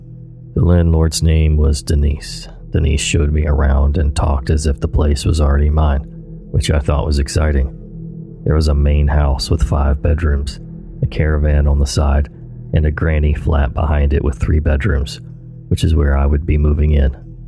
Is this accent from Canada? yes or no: no; Australia; born there; even though I told him I was born in Australia.